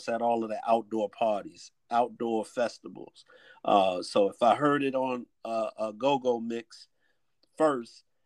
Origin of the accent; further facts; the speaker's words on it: Washington, District of Columbia, United States; we hail from the Washington D.C. area